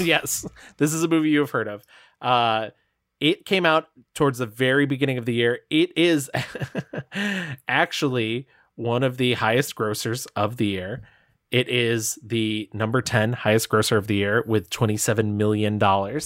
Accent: Adirondack Mountains, Northern New York, United States; I was from bumblefuck north, uh, like Adirondack Mountains

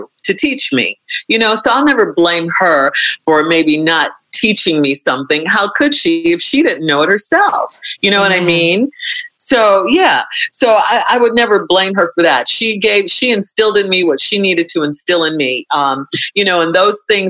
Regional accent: Chicago, Illinois, United States; in Chicago, growing up in Chicago, like listening to WVON and Herb Kent

